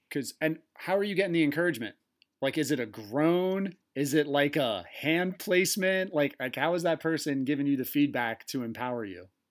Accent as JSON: {"language": "English", "region": "East Coast", "country": "United States", "accent": "East Coast", "said": "That was my East Coast accent."}